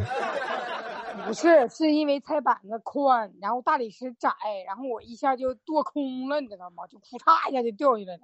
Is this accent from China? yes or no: yes; Chifeng, Inner Mongolia, China; 我来自内蒙古赤峰